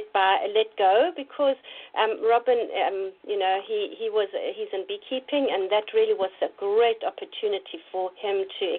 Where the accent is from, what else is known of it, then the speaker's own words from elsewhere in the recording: Natal Midlands, KwaZulu-Natal, South Africa; first language German; English is a second language; also born or lived in Pretoria; I'm South African. I'm a born South African. My mother tongue is actually German. So I grew up in the Natal Midlands on a farm